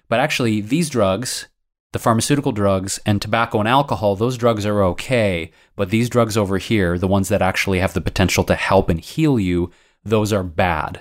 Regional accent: Detroit, Michigan, United States; now in Los Angeles, United States; Detroit, my hometown, Michigan

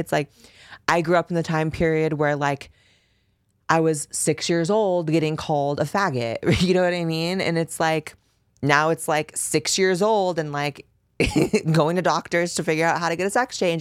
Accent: Bay Area, Northern California, United States; I grew up in California, baby. I grew up in Northern California. I grew up running through the Bay Area.

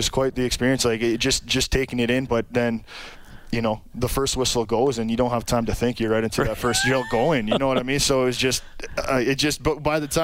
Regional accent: Sault Ste. Marie, Ontario, Canada; Sault Ste. Marie, Ontario, a little northern town, population of about 75,000

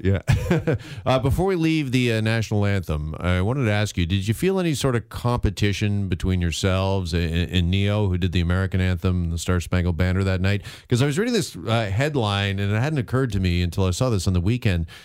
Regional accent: Burlington, Ontario, Canada; Burlington, Ontario, my hometown

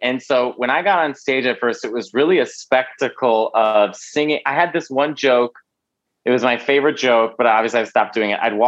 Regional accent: Chicago, Illinois, United States; moved away as an adult; now in New York City, United States; I'm born and raised in Chicago.

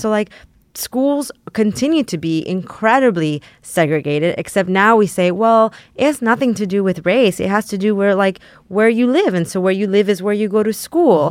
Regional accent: San Antonio, Texas, United States; also born or lived in Mexico; I grew up in San Antonio, Texas

